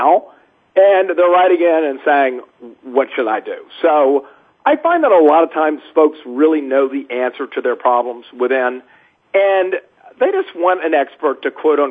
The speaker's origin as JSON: {"language": "English", "town": "New Orleans", "region": "Louisiana", "country": "United States", "tie": "born or raised there", "said": "I'm from Louisiana, born in New Orleans."}